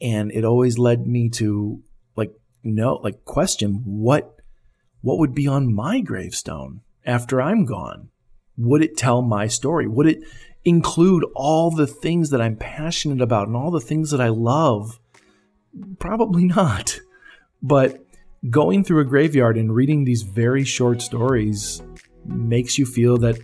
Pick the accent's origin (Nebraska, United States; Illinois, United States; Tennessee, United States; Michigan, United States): Illinois, United States; West Chicago; I grew up in West Chicago, Illinois